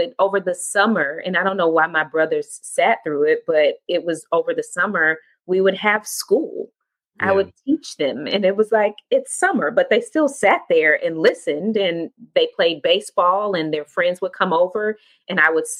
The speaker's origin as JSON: {"language": "English", "town": "Atlanta", "region": "Georgia", "country": "United States", "tie": "born or raised there", "said": "the home I grew up in East Atlanta."}